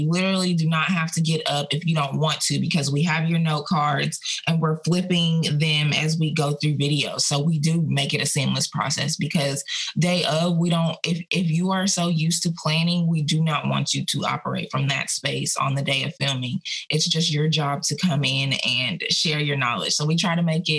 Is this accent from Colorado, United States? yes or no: yes; Aurora, Colorado, United States; accent: Southern; I was born and raised in Aurora, Colorado, yet I have a Southern accent. I've had a Southern accent since I was 10 years old.